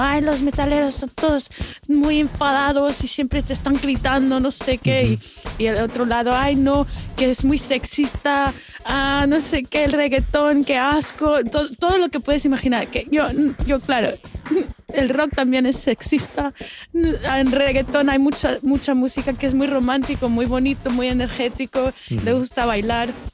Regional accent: Barcelona, Catalonia, Spain; now in Melbourne, Australia; nací aquí en Melbourne, pero cuando tenía siete, mis padres y yo y mi hermano nos mudamos a, Barcelona, um, en España

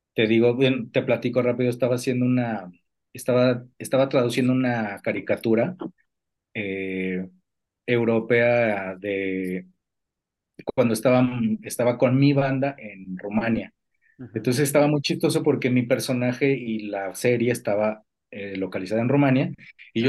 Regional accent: Mexico City, Mexico; somos originarios de la Ciudad de México

